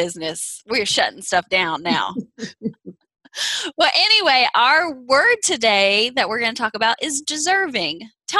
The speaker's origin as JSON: {"language": "English", "town": "Kansas City", "country": "United States", "said": "I'm from Kansas City, so just down the road from Kirksville."}